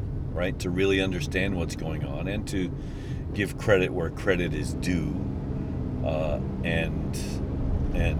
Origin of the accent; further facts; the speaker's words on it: United States; I am white American